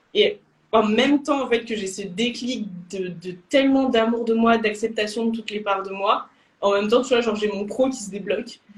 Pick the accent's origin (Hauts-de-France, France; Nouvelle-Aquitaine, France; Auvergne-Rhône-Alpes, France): Auvergne-Rhône-Alpes, France; Lyon; moved away as an adult; also born or lived in Bordeaux; je suis de Lyon